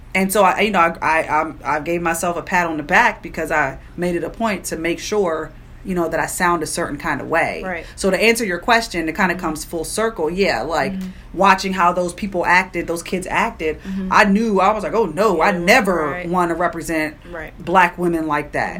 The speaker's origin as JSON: {"language": "English", "area": "Prince George's County", "region": "Maryland", "country": "United States", "tie": "born or raised there", "also_born_or_lived": "Washington, D.C.", "said": "born and raised in Prince George's County."}